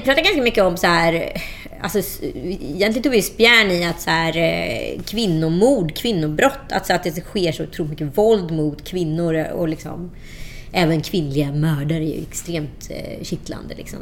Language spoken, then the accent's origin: Swedish; Strömstad, Västra Götaland, Sweden; moved away as an adult; also born or lived in Örebro / Kullavik; jag växte upp i Strömstad eh, mellan 11 och 17.